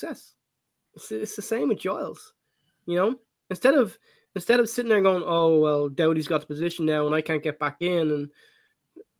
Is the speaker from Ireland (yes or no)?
yes; Ireland; as an Irish man